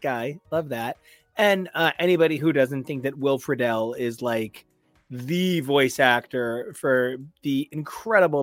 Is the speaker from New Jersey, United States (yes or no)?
yes; New Jersey, United States; we're from Jersey